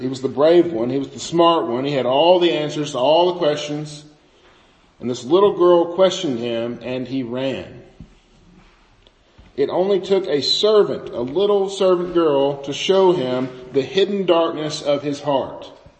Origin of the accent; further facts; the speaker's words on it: Bootheel of Missouri, United States; I grew up in the Boot Hill of Missouri, right on the river, and we just sounded different than people from, say, Jefferson City, Missouri